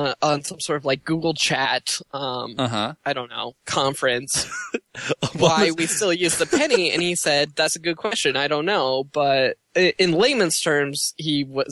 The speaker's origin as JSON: {"language": "English", "country": "Australia", "moved": "yes", "lives_now": "United States", "said": "my home country, the great country of Australia"}